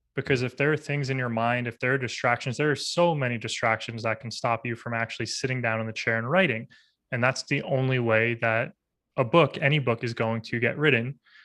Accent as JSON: {"language": "English", "region": "New York", "country": "United States", "tie": "born or raised there", "also_born_or_lived": "Los Angeles", "moved": "as an adult", "said": "growing up in New York"}